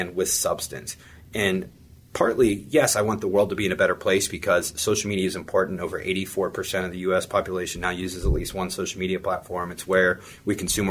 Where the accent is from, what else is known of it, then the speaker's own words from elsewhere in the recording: New Castle, Pennsylvania, United States; I came from Newcastle, PA